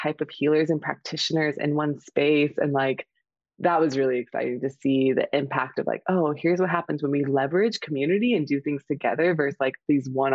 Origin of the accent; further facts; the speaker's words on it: Houston, Texas, United States; moved away as an adult; also born or lived in Portugal; now in Austin, United States; I'm calling in from Houston, Texas, in my partner's house, and in a transition moving from Austin and about to go on a trip next week. And so I'm back in my hometown for the week